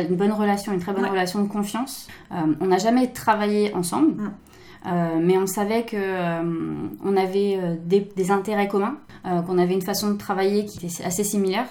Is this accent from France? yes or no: yes; France; moved away as an adult; now in Japan; en tant que Française